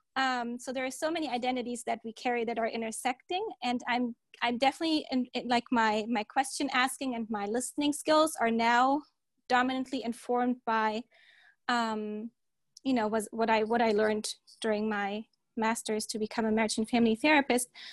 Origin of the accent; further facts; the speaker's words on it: Germany; moved away as an adult; also born or lived in Turkey / Delaware, United States; now in San Diego, United States; I was born in Germany and then mostly raised in Germany